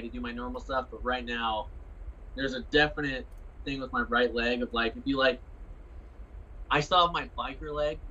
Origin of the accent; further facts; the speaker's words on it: Carson City, Nevada, United States; I grew up in Carson City